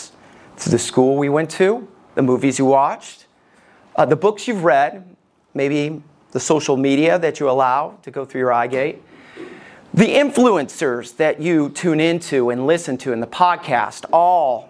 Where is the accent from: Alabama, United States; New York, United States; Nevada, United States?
Alabama, United States; Somerville; We lived just outside of Decatur. I lived in Somerville